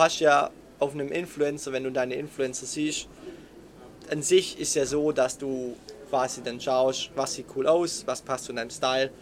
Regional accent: Swabia, Germany; accent: Swabian; wir kommen aus dem Schwabenländle

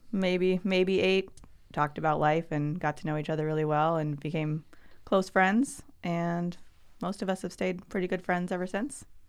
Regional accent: Alaska, United States; also born or lived in Oregon; I was born in Oregon, but, um, grew up as a, as a child in Alaska.

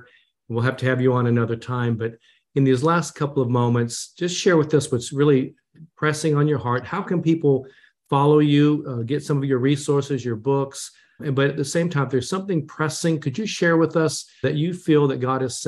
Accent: Japan; when I was born in Japan

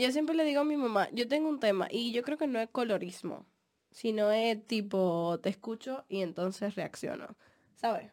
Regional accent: Dominican Republic; moved away; Mi mamá es tan así que mi mamá dejó vencer mi pasaporte dominicano

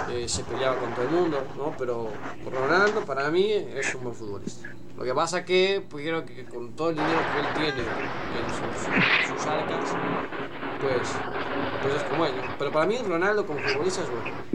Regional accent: Uruguay; Yo soy uruguayo

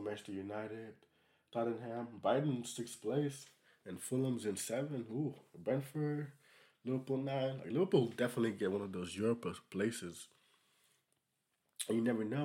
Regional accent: Senegal; I'm from Senegal

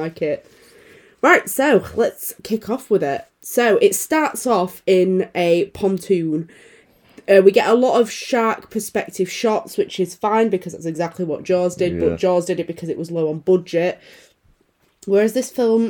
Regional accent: United Kingdom; I'm British

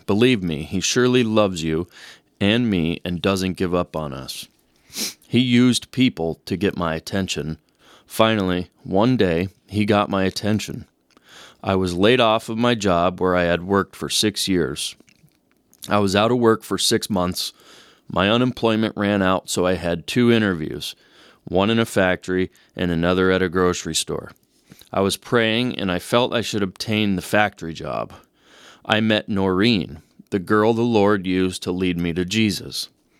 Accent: Sicily, Italy; now in United States; I came from Sicily, Italy. We were a small community, and if a person did wrong, they were looked upon as a castaway. I loved my town and the people. We were poor, but we were proud of our heritage and culture.

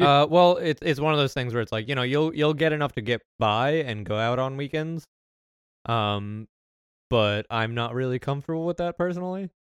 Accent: United States; my American citizenship

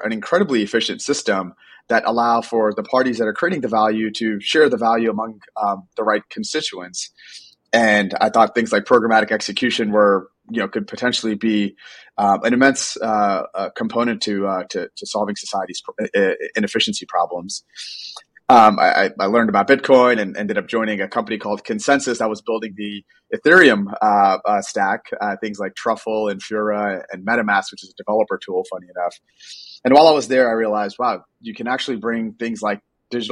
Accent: New York City, New York, United States; I'm a first generation immigrant, grew up in Brooklyn, and growing up in New York

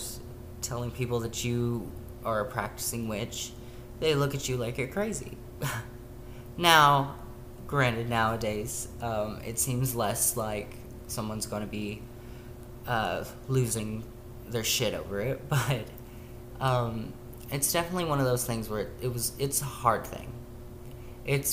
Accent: Tennessee, United States; I grew up in the Bible Belt of Tennessee

